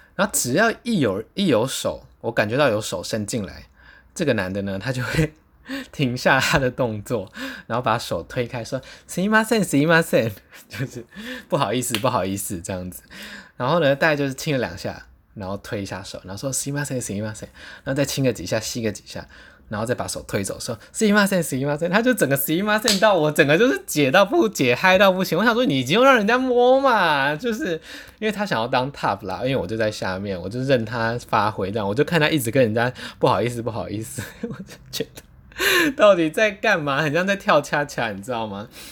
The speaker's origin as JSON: {"language": "Chinese", "country": "Taiwan", "said": "他知道我是从台湾来的"}